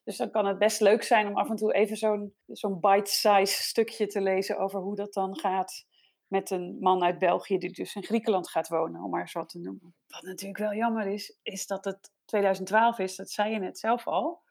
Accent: Netherlands; now in Denmark; Wij zijn Nederlanders allebei, mijn man en ik

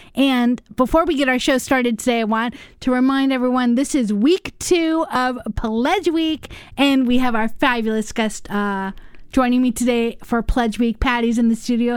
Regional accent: United States; also born or lived in Los Angeles / New York; now in Madison, United States; I grew up in Los Angeles and New York.

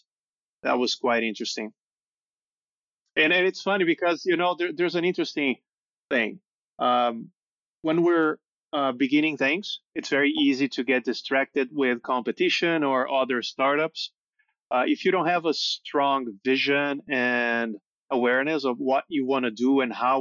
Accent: São Paulo, Brazil; Born and raised in Sao Paulo.

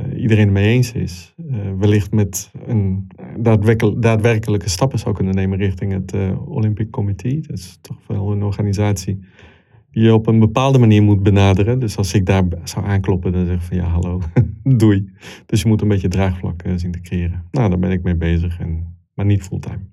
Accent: Italy; born or raised there; moved away as an adult; also born or lived in Congo / Milan, Italy; now in Netherlands

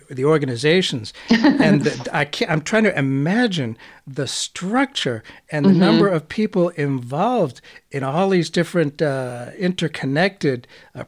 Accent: United States; I'm an American.

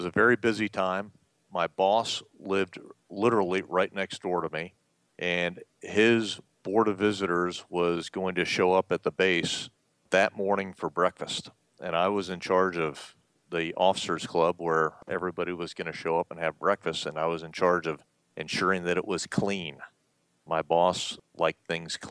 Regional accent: Columbus, Georgia, United States; moved away; growing up in Columbus, Georgia

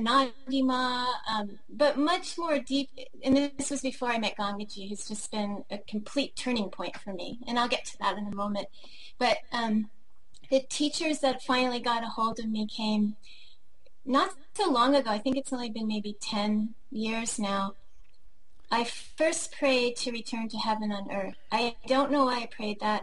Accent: Washington, District of Columbia, United States; moved away; also born or lived in Hawaii; I grew up in Washington, D.C.

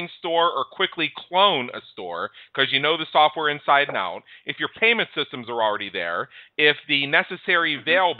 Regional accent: United States; as an American.

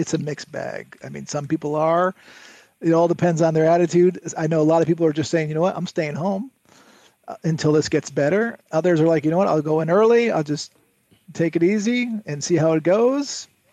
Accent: Connecticut, United States; I grew up in Connecticut

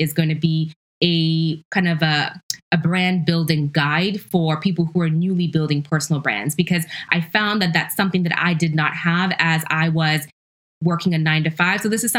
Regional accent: Ghana; born there; I'm Ashanti, I'm Ghanaian by heritage. I was born in Ghana.

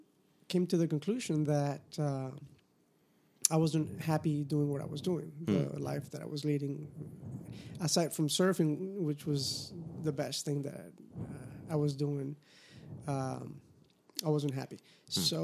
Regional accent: Miami, Florida, United States; moved away as an adult; also born or lived in California; now in Hawaii, United States; I am from Miami.

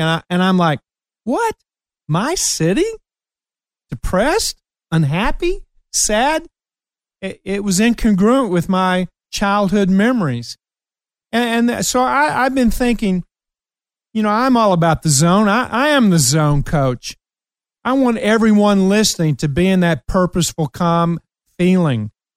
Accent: Ashland, Kentucky, United States; moved away; I went back to my hometown, Ashland, Kentucky

